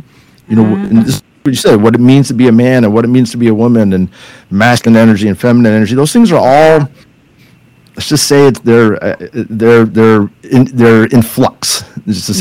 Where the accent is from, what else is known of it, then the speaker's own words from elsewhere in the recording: California, United States; I'm from California